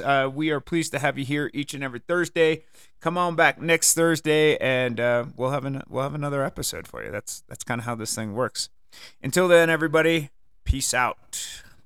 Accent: Connecticut, United States; moved away; I grew up in the wonderful state of Connecticut

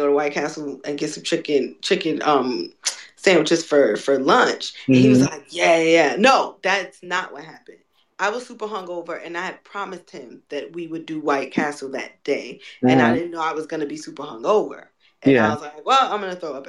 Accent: New York, United States; We didn't have Checkers in New York either.

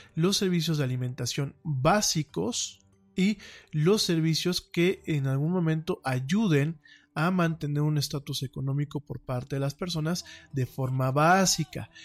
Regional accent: Mexico; como mexicanos

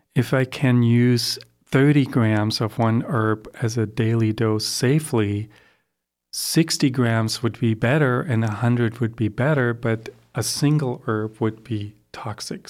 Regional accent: Germany; also born or lived in Sandy River Gorge, Oregon, United States; now in Oregon, United States; I grew up in Germany

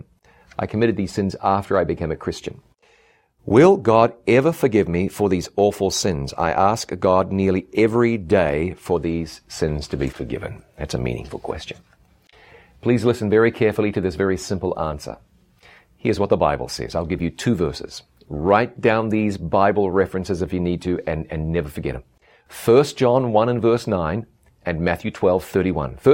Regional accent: Ngaruawahia, Waikato, New Zealand; moved away as an adult; my hometown of Ngaruawahia, New Zealand. It's been a long time since I lived here, but this is where I grew up

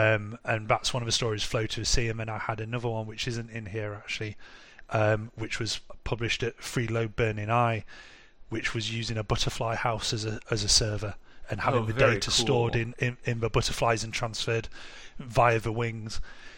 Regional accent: England, United Kingdom; now in Munich, Germany; So I live in Munich now, but we're from England originally.

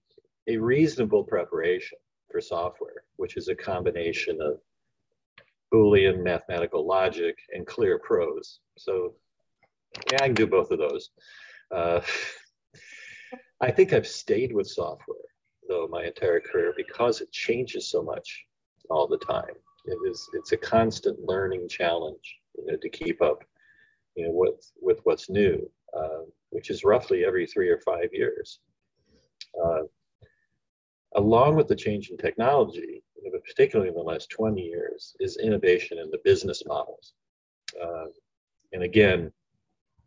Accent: Ohio, United States; moved away; also born or lived in West Coast; I was born in the Rust Belt in Ohio, and then relocated to the West Coast

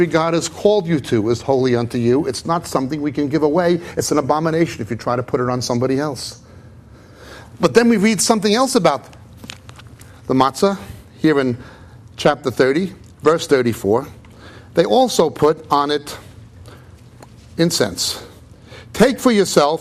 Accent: United States; also born or lived in Israel; now in England; I live mainly in England than in Israel, even though I was born in America.

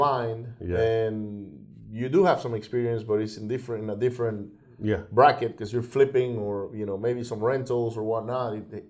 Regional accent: Atlanta, Georgia, United States; moved away; I was born in Atlanta.

